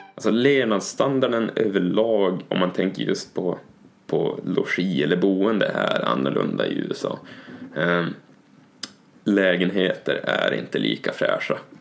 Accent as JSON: {"language": "Swedish", "region": "Norrland", "country": "Sweden", "said": "som norrlänning"}